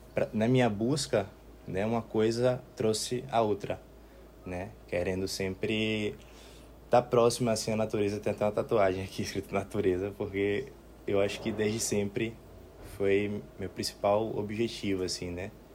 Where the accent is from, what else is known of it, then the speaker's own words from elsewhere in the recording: Salvador, Bahia, Brazil; also born or lived in Serra Grande; eu sou de Salvador